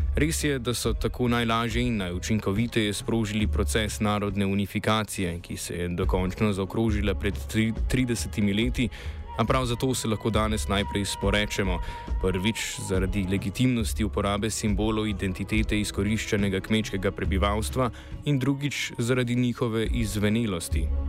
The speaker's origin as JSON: {"language": "Slovenian", "country": "Slovenia", "said": "Slovenci smo namreč stoletja živeli"}